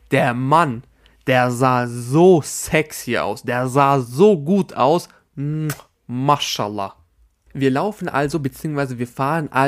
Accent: Albania; Weil das ist ein Albaner, ich bin Albaner. Punkt. Das war mein Magic Moment. Da, da konnte ich einfach mal Albaniens representen, meine Damen und Herren.

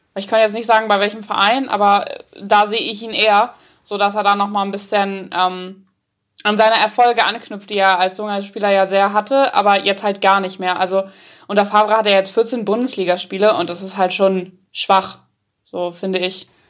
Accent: Northern Germany, Germany; ich komme ja richtig aus dem Norden

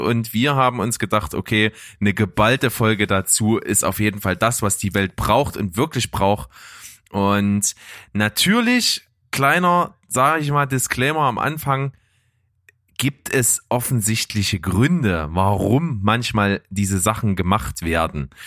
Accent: Saxony, Germany; accent: Saxon; dass ich aus Sachsen komme

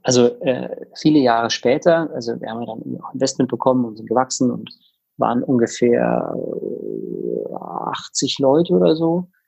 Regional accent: Tegernsee, Bavaria, Germany; moved away as an adult; also born or lived in South Africa / Innsbruck, Austria / Sydney, Australia / Munich; now in Berlin, Germany; ich bin in Südafrika geboren, in Tegernsee bei München in den Alpen aufgewachsen, ganz romantisch, dort zur Schule gegangen.

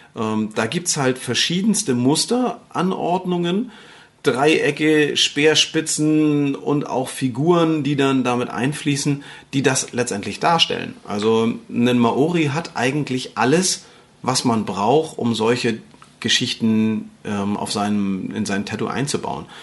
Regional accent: Northern Germany, Germany; hier bei uns im Norden, dann sagst du Brötchen

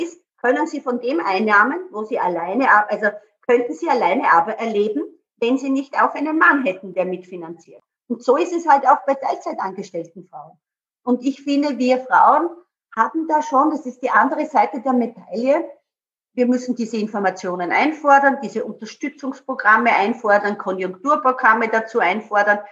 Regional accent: Burgenland, Austria; ich komme ja auch aus dem Burgenland

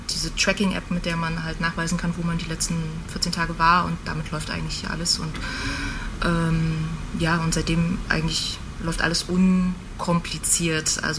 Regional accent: Greifswald, Mecklenburg-Vorpommern, Germany; ich komme ursprünglich aus Greifswald, äh, äh, an der schönen Ostsee

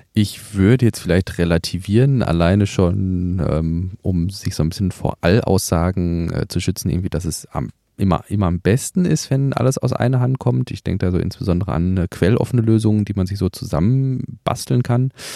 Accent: Germany; bei uns in Deutschland

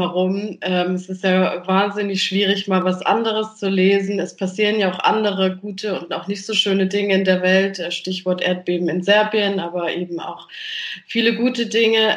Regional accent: Germany; bei uns in Deutschland

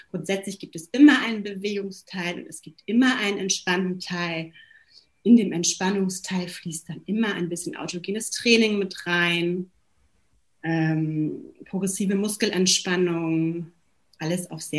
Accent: Hamburg, Germany; also born or lived in Zurich, Switzerland / London, United Kingdom; 40 Jahre und lebe jetzt seit äh, fünf Jahren wieder in meiner Heimatstadt Hamburg. Vorher war ich fünf Jahre in Zürich und fünf Jahre in London, wo ich auch studiert habe

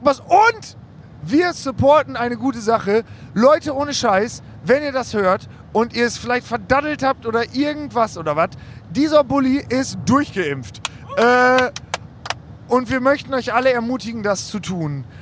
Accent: Osnabrück, Lower Saxony, Germany; ich komme aus Osnabrück

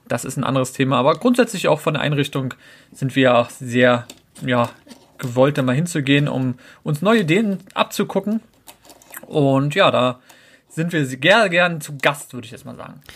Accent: Berlin, Germany; now in Brandenburg, Germany; geboren in Berlin, wohne jetzt grundsätzlich in Brandenburg, aber so am Rand von Berlin

